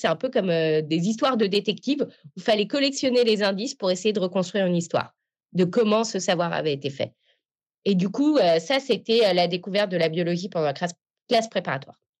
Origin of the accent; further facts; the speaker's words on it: Paris, Île-de-France, France; j'ai grandi à Paris